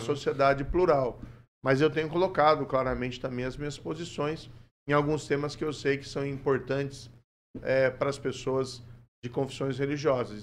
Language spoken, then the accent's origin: Portuguese; Maringá, Paraná, Brazil; eu nasci em Maringá em 72, meus pais são de Ponta Grossa